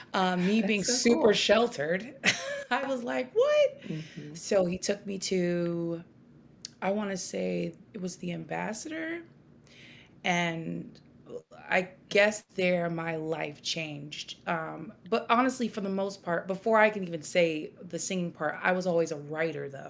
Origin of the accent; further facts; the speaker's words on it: Peoria, Illinois, United States; moved away as an adult; also born or lived in Chicago, Illinois; now in Portland, United States; I'm originally from Peoria, Illinois